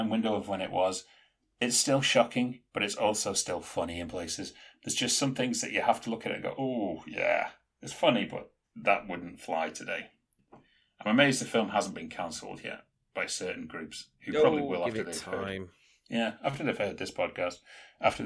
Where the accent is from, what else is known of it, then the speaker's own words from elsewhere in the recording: England, United Kingdom; I'm an English savage